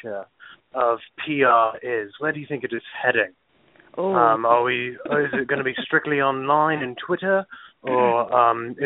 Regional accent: Netherlands; I'm from the Netherlands

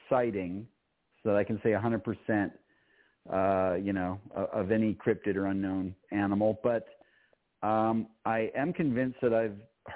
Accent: Minnesota, United States; my parents were Canadian and I grew up in Minnesota

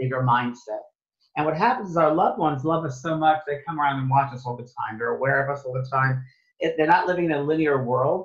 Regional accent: New York, United States; moved away as an adult; also born or lived in San Francisco, United States / Los Angeles, United States; I thought I was from New York

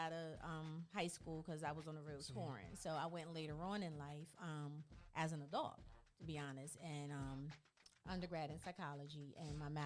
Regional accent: Vineland, New Jersey, United States; I grew up in Vineland, New Jersey

